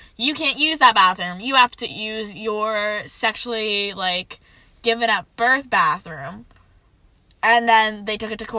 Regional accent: Pennsylvania, United States; We are from Pennsylvania. I am from Pennsylvania

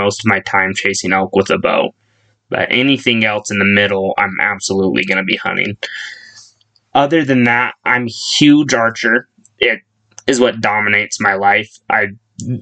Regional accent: Ogden, Utah, United States; moved away as an adult; now in Rigby, United States; I'm from Ogden, Utah, originally, but 3 years ago-ish, I actually moved down to Idaho.

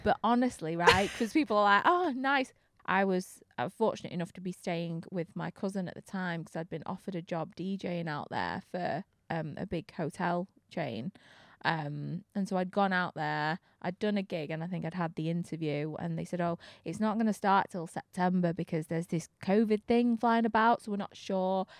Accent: Manchester, North West England, United Kingdom; from Manchester

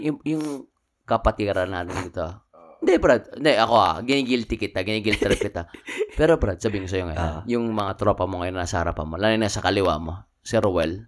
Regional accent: Manila, Metro Manila, Philippines; moved away as an adult; now in United States; ako taga Maynila

